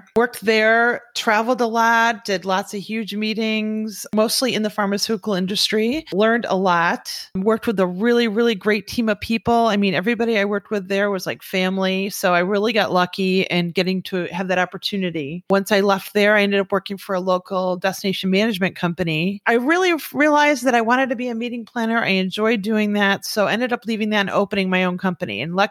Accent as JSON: {"language": "English", "region": "Michigan", "country": "United States", "lives_now": "Florida, United States", "said": "I came from Michigan, went to college up there, moved down here to Florida because I wanted to work at Disney."}